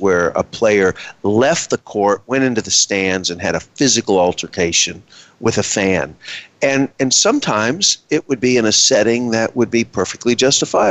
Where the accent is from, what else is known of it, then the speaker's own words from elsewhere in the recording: Texas, United States; I am from Texas